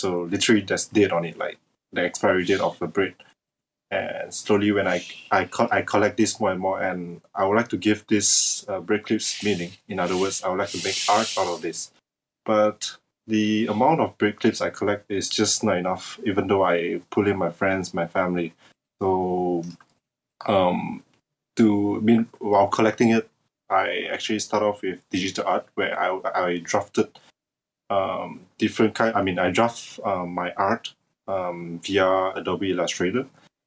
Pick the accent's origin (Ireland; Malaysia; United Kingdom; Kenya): Malaysia; English is a second language; I'm from Malaysia